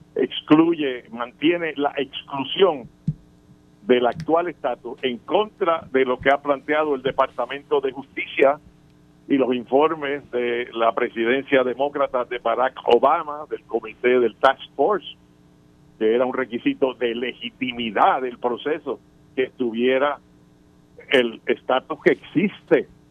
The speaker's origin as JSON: {"language": "Spanish", "country": "Puerto Rico", "tie": "born or raised there", "said": "Nosotros los ciudadanos americanos, que nacimos en Puerto Rico y nacimos ciudadanos americanos"}